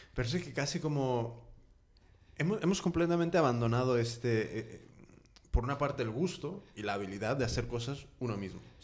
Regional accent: United States; now in Spain; yo soy de Estados Unidos, entonces siempre contrasto con cómo son las cosas ahí

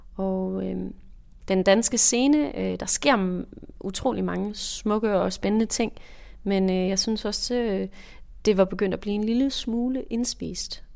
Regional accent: Jutland, Denmark; moved away as an adult; also born or lived in Aarhus; now in Copenhagen, Denmark; Jeg kommer fra Jylland, som man måske kan høre, og øh, flyttede så senere til København

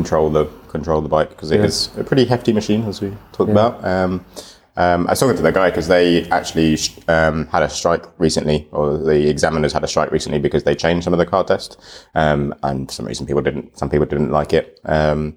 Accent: United Kingdom; I'm like British and haven't been to Estonia

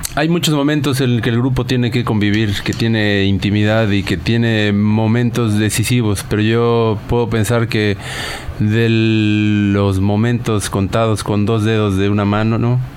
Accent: Naucalpan, State of Mexico, Mexico; en el barrio donde crecimos, en Ciudad Satélite, que es, una, es un suburbio de la Ciudad de México

